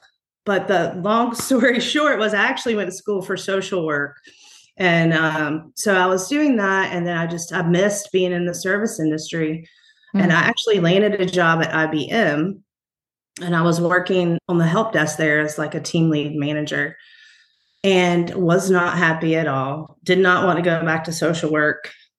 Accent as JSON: {"language": "English", "town": "Roanoke Rapids", "region": "North Carolina", "country": "United States", "tie": "born or raised there", "said": "I was born in Halifax County, so North Carolina, Roanoke Rapids. That's where my mom and father's family is from."}